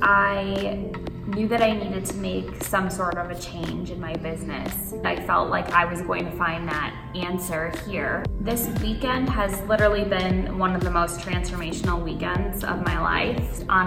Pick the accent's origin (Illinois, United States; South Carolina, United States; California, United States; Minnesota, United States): Illinois, United States; Chicago; I grew up in Chicago, and I feel like this is where I'm most at home